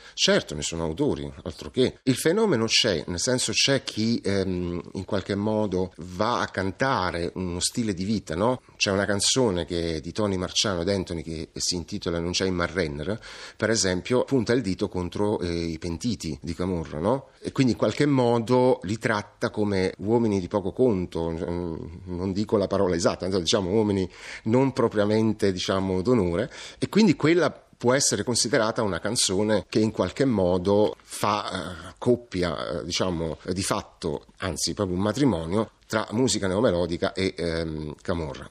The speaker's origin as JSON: {"language": "Italian", "town": "Naples", "region": "Campania", "country": "Italy", "said": "da napoletano"}